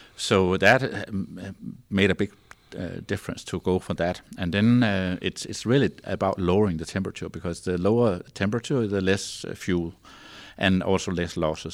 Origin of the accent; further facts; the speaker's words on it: north of Copenhagen, Zealand, Denmark; English is a second language; I grew up, uh, on the, um, Copenhagen Island, so to say, we call it Zealand, so that's where the capital is, and, but, um, north of Copenhagen